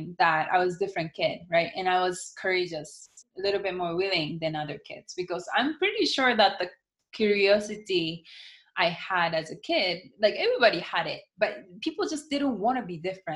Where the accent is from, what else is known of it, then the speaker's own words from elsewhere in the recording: Japan; accent: American; English is a second language; moved away as an adult; also born or lived in United States; I was born and raised in Japan